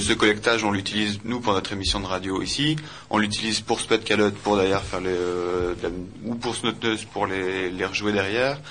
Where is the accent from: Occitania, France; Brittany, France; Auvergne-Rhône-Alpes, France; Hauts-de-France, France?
Hauts-de-France, France; Saint-Jean-Cappel; on est originaire de Saint-Jean